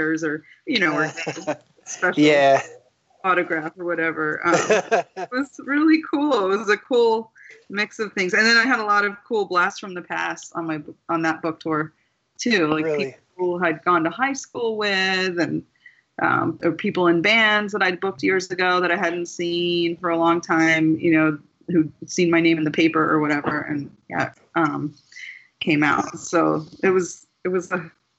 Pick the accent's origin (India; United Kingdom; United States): United States; Southern Maryland; I grew up in Southern Maryland